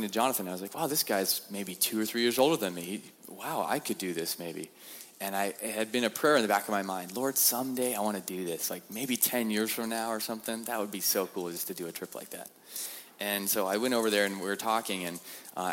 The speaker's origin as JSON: {"language": "English", "region": "Montana", "country": "United States", "said": "I'm from Montana, and we don't leave Montana"}